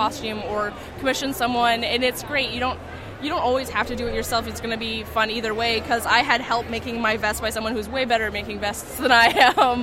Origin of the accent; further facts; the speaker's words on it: Canada; I'm Canadian